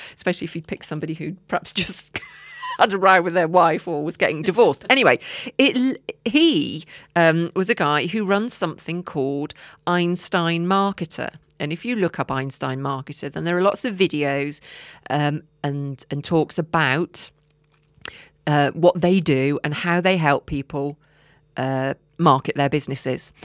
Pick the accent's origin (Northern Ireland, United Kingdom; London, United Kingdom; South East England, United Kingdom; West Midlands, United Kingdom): West Midlands, United Kingdom; Herefordshire; I'm from Herefordshire